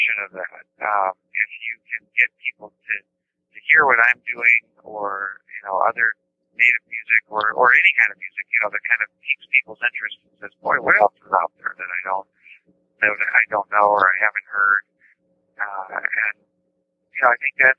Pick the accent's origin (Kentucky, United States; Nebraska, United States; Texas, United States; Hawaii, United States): Nebraska, United States; Omaha; I grew up in Omaha, Nebraska